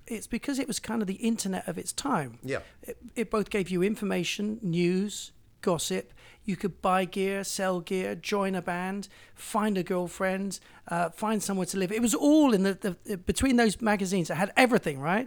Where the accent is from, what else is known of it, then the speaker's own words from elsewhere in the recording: Bristol, South West England, United Kingdom; moved away as an adult; also born or lived in London; I came from Bristol